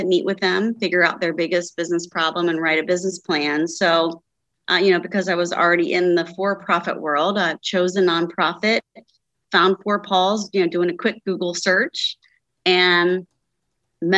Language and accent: English; Cincinnati, Ohio, United States; moved away as an adult; now in Northern Kentucky, United States; So I grew up in the Cincinnati, Ohio area